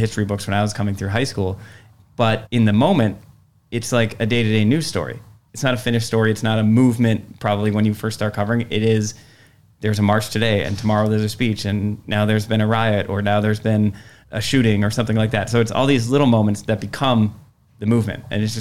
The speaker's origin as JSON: {"language": "English", "area": "Door County", "region": "Wisconsin", "country": "United States", "tie": "born or raised there", "also_born_or_lived": "Chicago", "said": "I work in my hometown"}